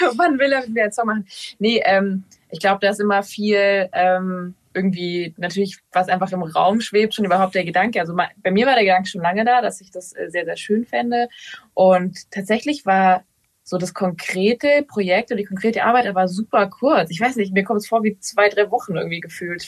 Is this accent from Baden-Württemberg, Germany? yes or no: yes; Ravensburg, Baden-Württemberg, Germany; now in Berlin, Germany; dieses Ravensburg, dieses Haus, wo ich aufgewachsen bin, das ist mein Zuhause